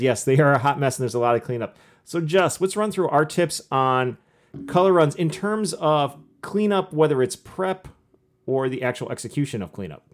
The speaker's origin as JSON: {"language": "English", "region": "Michigan", "country": "United States", "tie": "born or raised there", "said": "born and raised in Michigan."}